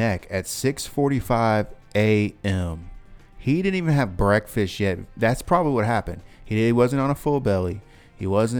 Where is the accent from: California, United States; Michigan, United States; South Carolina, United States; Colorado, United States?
South Carolina, United States; I'm from South Carolina.